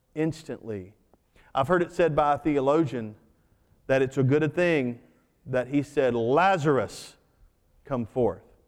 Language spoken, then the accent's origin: English; United States; I'm an American second.